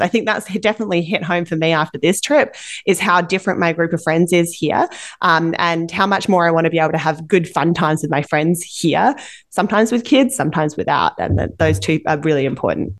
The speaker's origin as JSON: {"language": "English", "town": "Perth", "region": "Western Australia", "country": "Australia", "tie": "born or raised there", "moved": "yes", "lives_now": "Vancouver, Canada", "said": "my hometown of Perth, Western Australia"}